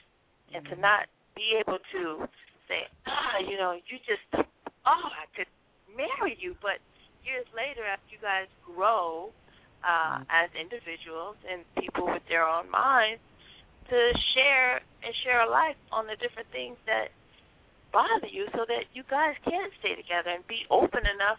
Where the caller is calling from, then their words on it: Miami, Florida, United States; I'm calling from Miami.